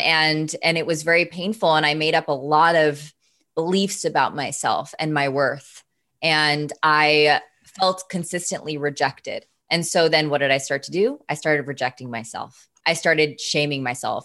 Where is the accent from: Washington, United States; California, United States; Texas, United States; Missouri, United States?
Washington, United States; Seattle; moved away as an adult; also born or lived in San Diego; I'm from Seattle.